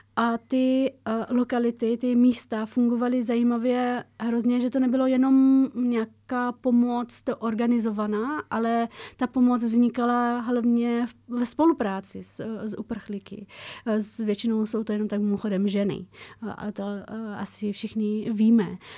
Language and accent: Czech; Afghanistan; now in Czech Republic; A já z Afghánistánu